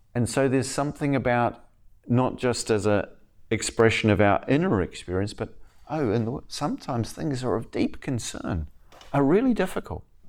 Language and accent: English; the deep south of New Zealand, South Island, New Zealand; moved away; I grew up in New Zealand as a kinda, a weird kid from a strange background